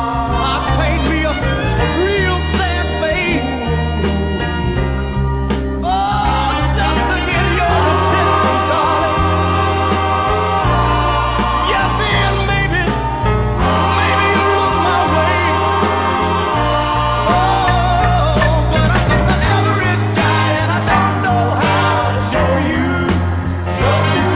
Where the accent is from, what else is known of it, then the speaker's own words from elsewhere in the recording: Pomona, California, United States; Pomona, my hometown